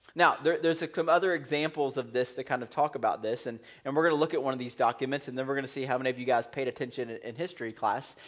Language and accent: English; United States; we're Americans